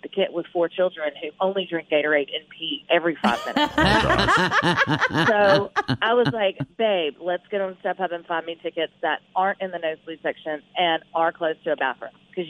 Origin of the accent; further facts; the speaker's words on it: Louisiana, United States; we're from Louisiana.